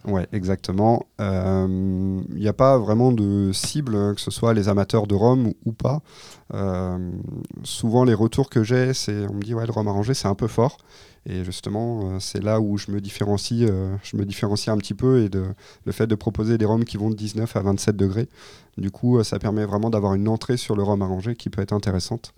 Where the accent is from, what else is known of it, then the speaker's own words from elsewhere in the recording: Pays de la Loire, France; je suis originaire du Maine-et-Loire